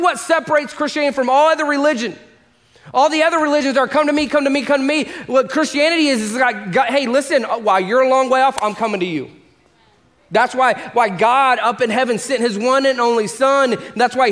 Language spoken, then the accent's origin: English; Orlando, Florida, United States; moved away as an adult; also born or lived in Los Angeles / Atlanta; I was born and raised here in Orlando